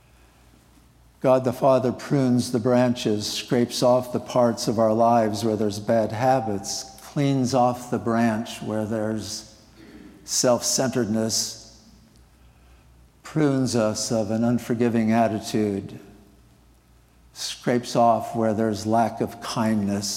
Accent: Nebraska, United States; moved away; I grew up in Nebraska, living near the Platte River

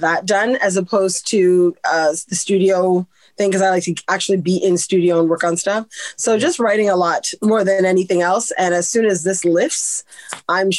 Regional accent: Canada; I'm born and raised in Canada. My parents are Caribbean

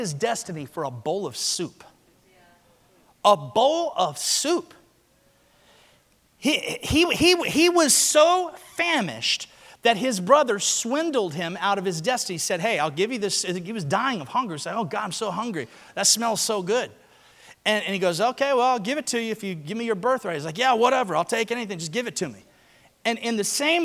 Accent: Alabama, United States; I'm from Alabama.

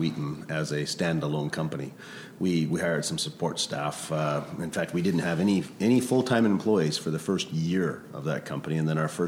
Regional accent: Vancouver, British Columbia, Canada; also born or lived in Grande Prairie, Alberta; my parents had the wisdom to move to Vancouver when I was 5 years old

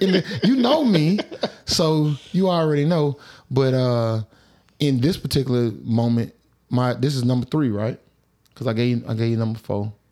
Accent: Atlanta, Georgia, United States; I'm from Atlanta

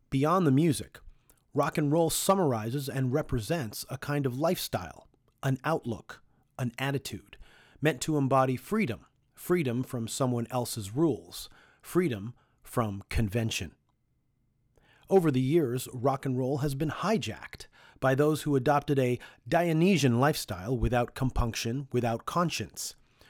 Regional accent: Toronto, Ontario, Canada; There have often been times when someone on the road finds out we're from Toronto and asks us if we know Dan Burke.

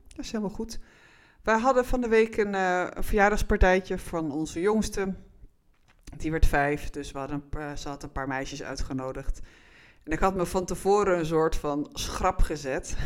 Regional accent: Netherlands

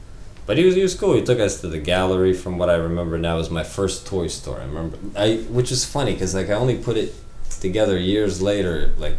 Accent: Poland; I went through the same thing. I'm from Poland, you know

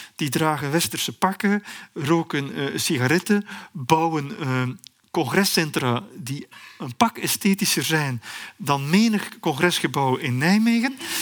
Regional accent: Belgium; als een Belg die redelijk veel over Congo weet

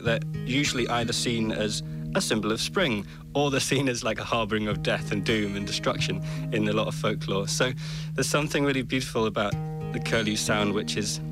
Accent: Orkney, Scotland, United Kingdom; born or raised there

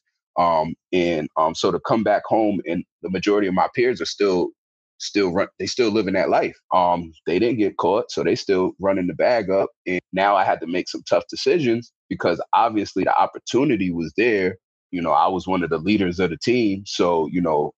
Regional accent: Albany, New York, United States; also born or lived in Bronx, New York / Schenectady, New York; I'm originally from the Bronx. My father passed away when I was 9. I moved upstate New York to Albany.

